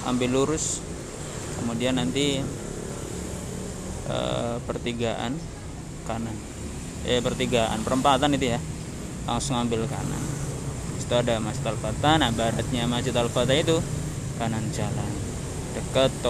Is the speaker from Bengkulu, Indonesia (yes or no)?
no; Wonogiri, Central Java, Indonesia; saya dari Wonogiri kebetulan hari ini saya dengan istri memesan bakso lobster dan bakso iga